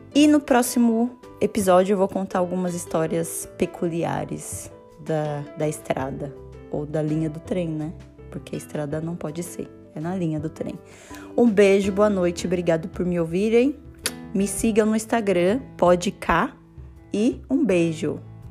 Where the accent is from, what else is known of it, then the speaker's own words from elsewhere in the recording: Brazil; moved away as an adult; now in Vienna, Austria; eu sou brasileira e moro em Viena há quase sete anos